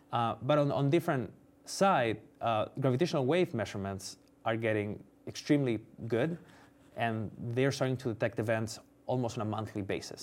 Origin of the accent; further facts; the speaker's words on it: Spain; moved away as an adult; also born or lived in United States; I'm from Spain. I came to do my P H D in the U S